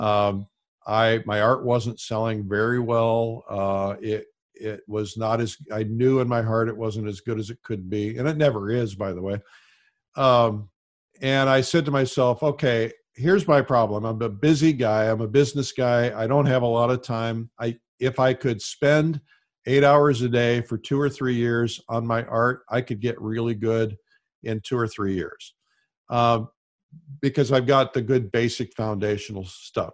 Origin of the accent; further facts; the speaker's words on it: Fort Wayne, Indiana, United States; moved away; also born or lived in Detroit; I was growing up in Fort Wayne, Indiana